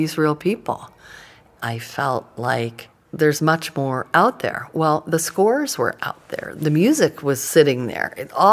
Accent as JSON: {"language": "English", "town": "Denver", "region": "Colorado", "country": "United States", "tie": "born or raised there", "moved": "yes", "lives_now": "Washington, United States", "said": "I've lived here for 30 years, but I grew up in Denver"}